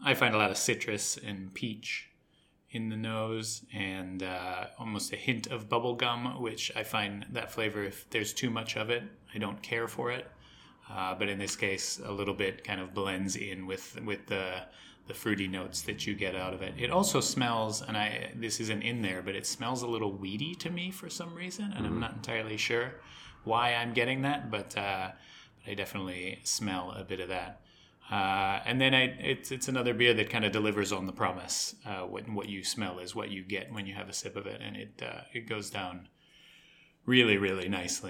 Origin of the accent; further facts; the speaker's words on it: Australia; moved away; also born or lived in United States; I grew up in Australia